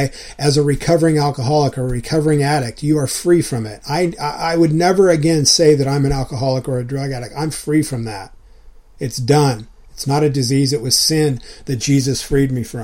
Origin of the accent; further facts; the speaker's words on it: Southern California, United States; all the years growing up in Southern California that I spent surfing